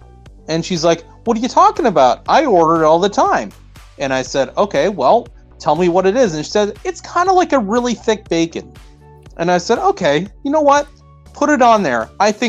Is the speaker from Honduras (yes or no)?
no; Canada; because I'm a Canadian. I'm a fucking Canadian, and I'm going to say what I think.